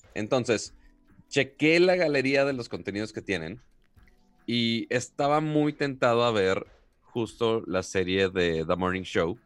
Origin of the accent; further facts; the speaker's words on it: Monterrey, Nuevo León, Mexico; siendo el regio codo que soy